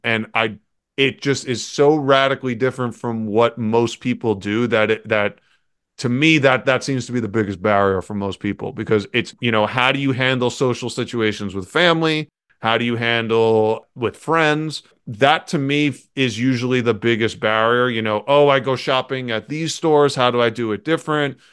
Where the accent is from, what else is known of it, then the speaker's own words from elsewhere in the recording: New York City, New York, United States; I grew up and lived in New York City.